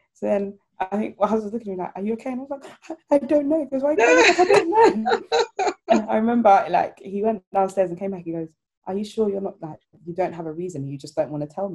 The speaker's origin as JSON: {"language": "English", "country": "Ghana", "said": "I'm Ghanaian"}